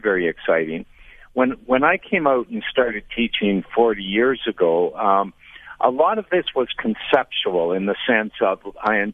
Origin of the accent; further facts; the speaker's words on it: Canada; I'm from Canada